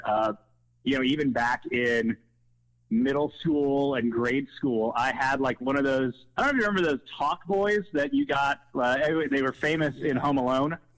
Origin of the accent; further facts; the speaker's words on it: West Chester, Ohio, United States; also born or lived in Wheaton, Illinois / Milwaukee, Wisconsin; I grew up in like the Westchester area, went to Lakota East High School. Um, but yeah, kind of just always been in Southwest Ohio for the most part since about the mid 90s.